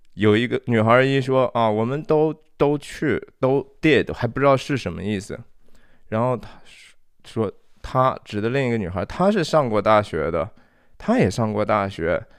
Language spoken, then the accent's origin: Chinese; China; 我们中国人